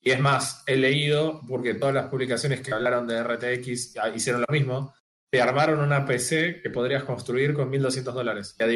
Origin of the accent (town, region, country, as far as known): Argentina